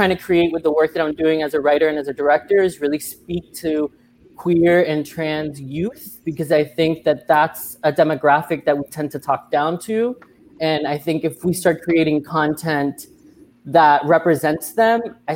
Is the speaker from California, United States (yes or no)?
no; Miami, Florida, United States; I was born and raised in Miami